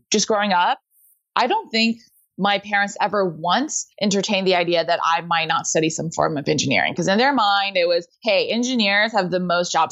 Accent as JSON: {"language": "English", "town": "Houston", "region": "Texas", "country": "United States", "tie": "born or raised there", "said": "I grew up in Houston, where aerospace is a big industry"}